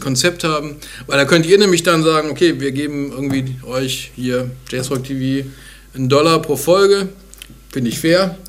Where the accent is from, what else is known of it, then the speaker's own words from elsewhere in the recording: Bonn, North Rhine-Westphalia, Germany; Meine Heimatstadt